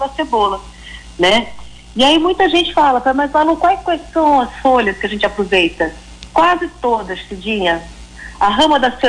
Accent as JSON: {"language": "Portuguese", "region": "Piauí", "country": "Brazil", "tie": "born there", "said": "Olha, eu sou nascida no Piauí."}